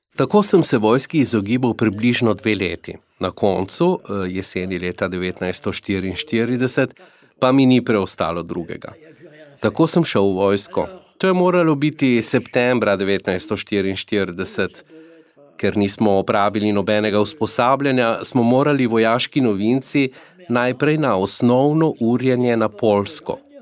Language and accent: Slovenian; Sarrebourg, Grand Est, France; also born or lived in Alsace; francos iz Mozele, moji starši živijo v Sarburgu